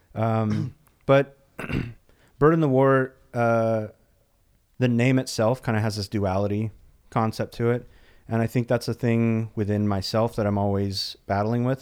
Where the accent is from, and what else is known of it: Dallas, Texas, United States; born or raised there; also born or lived in El Paso, Texas / San Francisco area; now in Los Angeles, United States